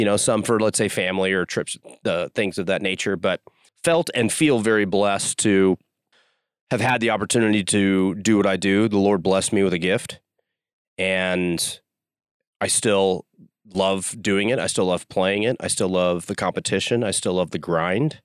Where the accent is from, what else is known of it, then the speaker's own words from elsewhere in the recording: Dallas, Texas, United States; moved away as an adult; also born or lived in Houston, United States; now in Utah, United States; I'm a Texan at heart. I grew up in Dallas, went to school at University of Houston.